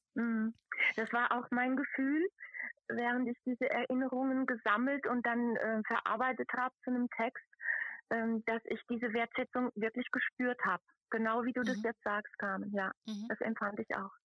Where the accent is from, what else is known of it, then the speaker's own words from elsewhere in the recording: Brandau, Hesse, Germany; accent: Odenwald dialect of the upper Modau valley; first language Odenwald dialect (upper Modau valley); also born or lived in Frankfurt / Dietzenbach; Und ich bin aufgewachsen im Odenwald beziehungsweise im Landkreis Darmstadt